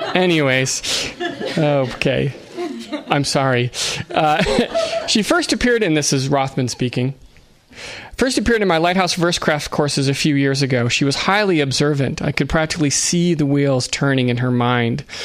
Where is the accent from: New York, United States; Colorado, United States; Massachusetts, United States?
New York, United States; Buffalo; I'm from Buffalo. In Buffalo, we say Debussy